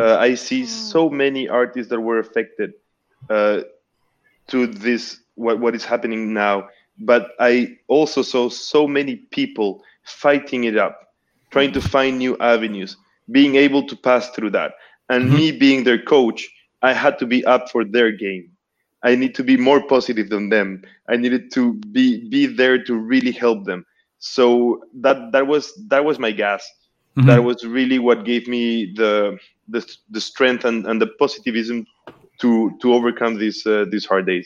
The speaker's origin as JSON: {"language": "English", "country": "Peru", "moved": "as an adult", "lives_now": "Montreal, Canada", "said": "I'm originally from Peru."}